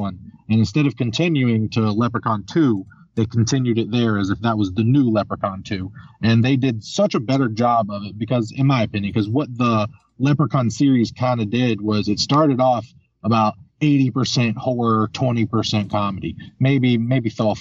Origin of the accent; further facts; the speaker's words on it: Elkview, West Virginia, United States; also born or lived in Charleston, West Virginia; I was also raised in Elkview